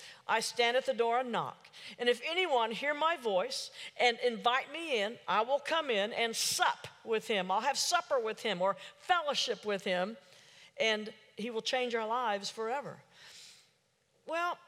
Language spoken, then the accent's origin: English; Oklahoma City, Oklahoma, United States; I'm from Oklahoma City